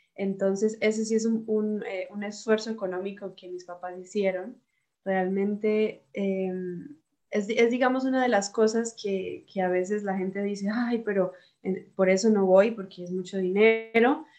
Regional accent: Bucaramanga, Santander, Colombia; moved away as an adult; now in Germany; soy de Bucaramanga

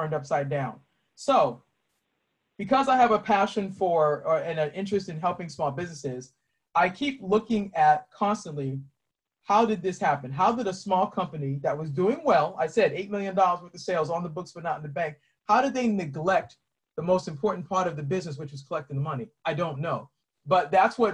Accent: Boston, Massachusetts, United States; moved away as an adult; now in Maryland, United States; I'm originally from Boston. I live in Maryland now.

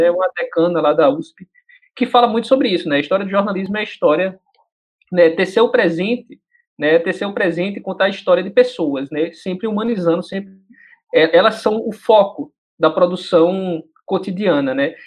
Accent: Northeast Region, Brazil; accent: nordestinês; eu sou nordestino

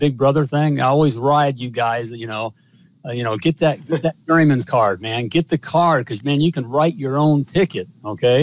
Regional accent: United States; I'm an American

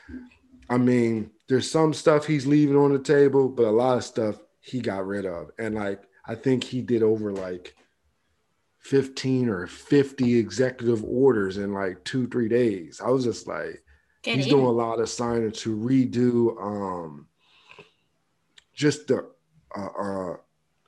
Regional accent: United States; as an American

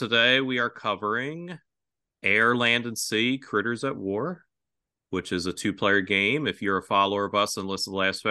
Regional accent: Philadelphia, Pennsylvania, United States; I grew up in Philadelphia

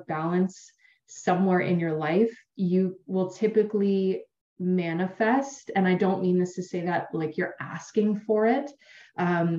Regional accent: Ontario, Canada; I'm from Canada, so We've got a beautiful bay called Georgian Bay here in Ontario

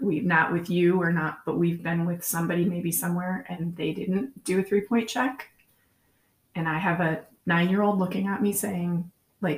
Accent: northern Pennsylvania, United States; My high school still has a shooting team up in northern Pennsylvania

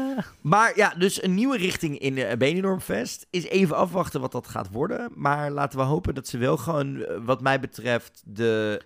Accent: Netherlands

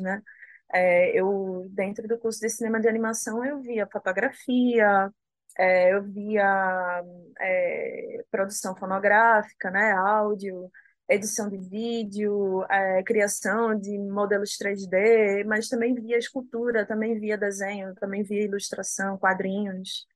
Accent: Northeast Region, Brazil; eu me decidi é, ser e me manter enquanto uma artista nordestina, né? de continuar no lugar de onde eu sou

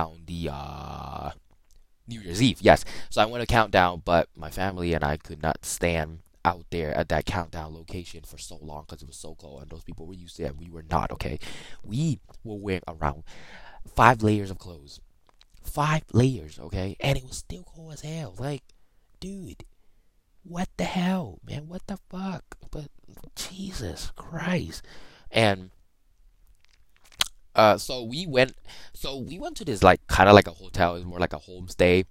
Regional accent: Thailand; moved away; We're all born from Thailand, literally one of the hottest countries in the world.

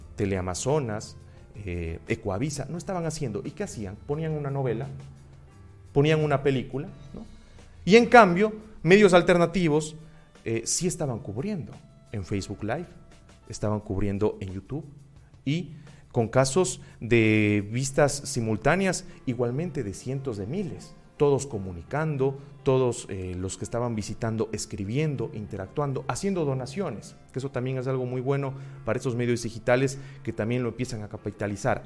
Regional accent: Cuenca, Azuay, Ecuador; also born or lived in Loja, Ecuador; mi ciudad natal, en Cuenca

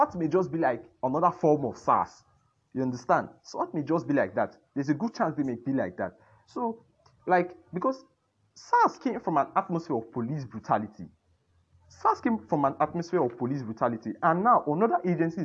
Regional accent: Nigeria; We are all Nigerians first

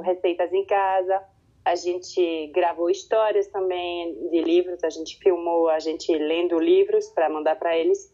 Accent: French-speaking Switzerland, Romandy, Switzerland; first language French; Portuguese is a second language; a minha língua materna é francês. Certo. Eu cresci aqui na Suíça, na parte que fala francês

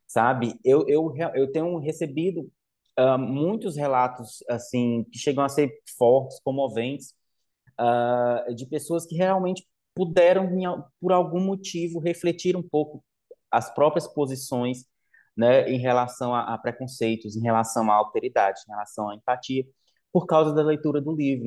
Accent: Limoeiro, Brazil; moved away as an adult; na zona rural de Limoeiro, onde eu cresci até os meus 17, meus 17 anos

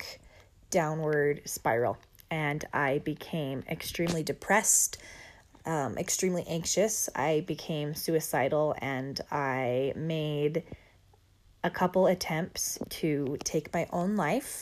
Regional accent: Wyoming, United States; I grew up in Wyoming, and so there were lots of mountains nearby

